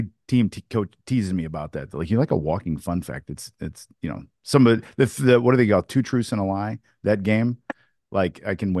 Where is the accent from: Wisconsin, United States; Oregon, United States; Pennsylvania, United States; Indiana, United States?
Indiana, United States; Newburgh; And we moved from Indianapolis, Indiana to my hometown, my small hometown in Southern Indiana called Newburgh, Indiana, on the river, Ohio River, on the border of Kentucky and Indiana.